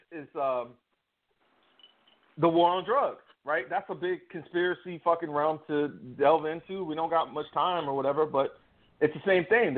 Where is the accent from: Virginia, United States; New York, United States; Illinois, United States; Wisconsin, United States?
Virginia, United States; outside Quantico; I come from Virginia outside of Quantico.